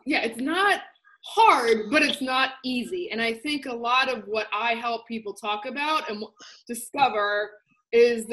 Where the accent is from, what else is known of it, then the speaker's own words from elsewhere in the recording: New Jersey, United States; I grew up in New Jersey, and I'm a Jersey girl.